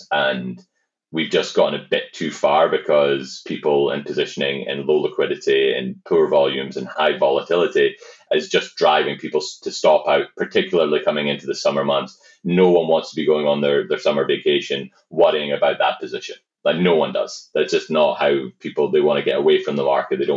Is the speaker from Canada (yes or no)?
yes; Canada; I think that uh, being a being a Canadian, there's just a lot of upside